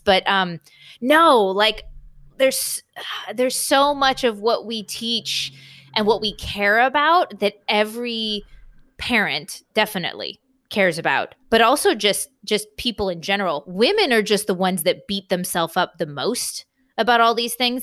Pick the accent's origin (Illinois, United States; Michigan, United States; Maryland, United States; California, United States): California, United States; San Diego; moved away; I'm from San Diego, California, for the most part, and that's where my parents live.